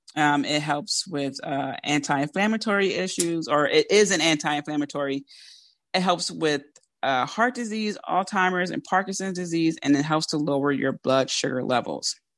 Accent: Philadelphia, Pennsylvania, United States; accent: Philly; Because I'm from Philly

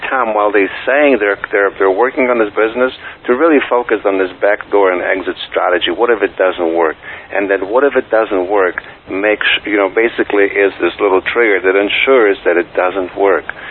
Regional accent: Poland; first language Polish; English is a second language; moved away as an adult; also born or lived in New York; now in United States; me growing up in Poland. And when I came to the United States in 1989

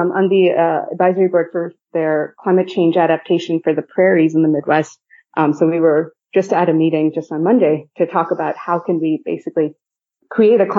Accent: India; also born or lived in Philippines / Japan; So, I, I grew up in India, Philippines, and Japan.

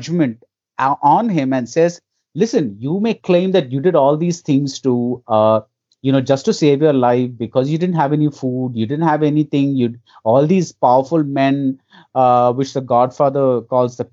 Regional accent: India; as an Indian audience

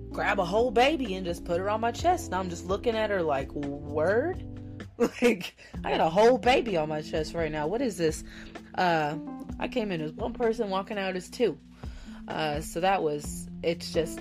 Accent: Southern Missouri, United States; my hometown in Southern Missouri

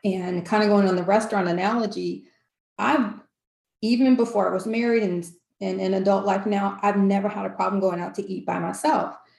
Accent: California, United States; I'm originally from California, so if you hear that accent, you'll know why

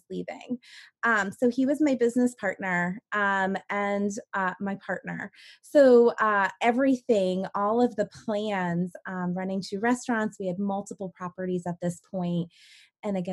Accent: Maine, United States; moved away as an adult; move back to my hometown and to help run Maine's first seed accelerator

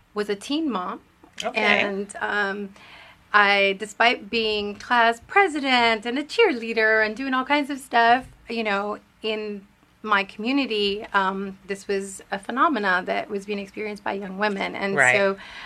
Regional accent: Richmond, California, United States; English is a second language; also born or lived in Mexico; I grew up in Richmond, California

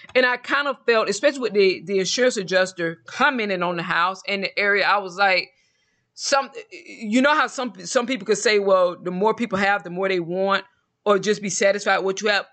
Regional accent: Georgia, United States; also born or lived in Mexico; now in Texas, United States; I'm originally from Georgia

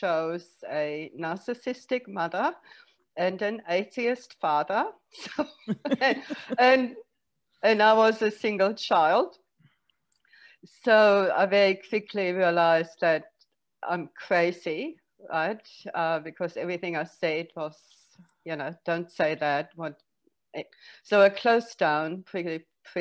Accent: Germany; moved away as an adult; now in Australia; originally I was born in Germany, grew up there, hated it

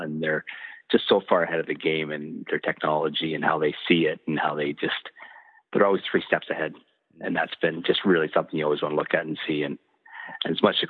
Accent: Canada; Style for me as a Canadian

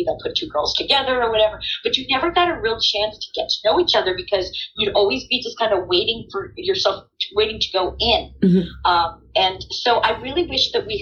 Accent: Plainview, New York, United States; Originally, Long Island. Yes, Plainview. So I'm talking like this. So, yes, I love being from the island. And when I was raised in Long Island

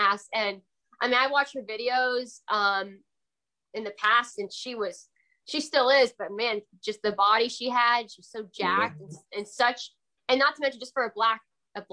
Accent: South Carolina, United States; moved away as an adult; also born or lived in New Jersey; now in Orlando, United States; I'm from South Carolina because that's where I really was raised and grew up my whole life

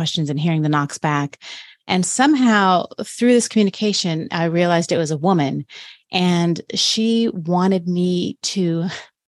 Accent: Florida, United States; I'm from Florida, so I slept through many hurricanes.

